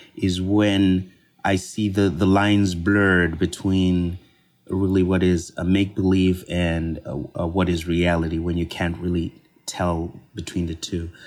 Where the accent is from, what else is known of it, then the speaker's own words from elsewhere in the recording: Copperbelt Province, Zambia; I'm from Zambia, and I grew up in Zambia, and specifically, I grew up on the Copper Belt Province